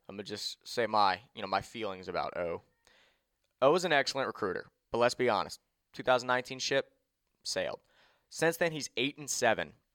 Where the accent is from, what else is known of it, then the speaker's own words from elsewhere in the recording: south Louisiana, United States; We're all Cajun